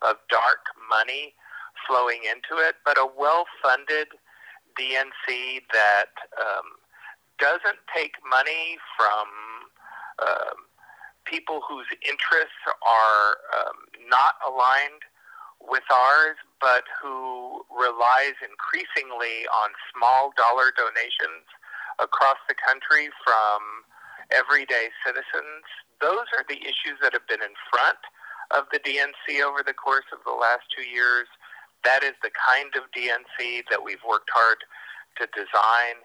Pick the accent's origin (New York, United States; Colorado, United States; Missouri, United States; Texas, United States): Texas, United States; now in Washington, D.C., United States; In my home state of Texas